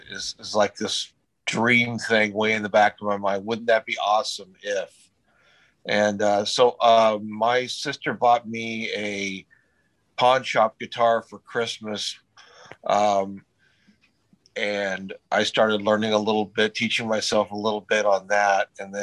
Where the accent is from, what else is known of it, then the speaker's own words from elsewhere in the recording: Huntington Beach, California, United States; Yeah, Huntington Beach.